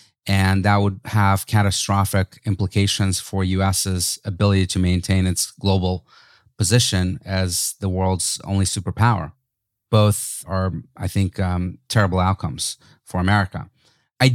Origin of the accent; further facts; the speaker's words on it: United States; But look, I love growing up in the States, going to college here, and, you know, I'm an American citizen, very proud of this country.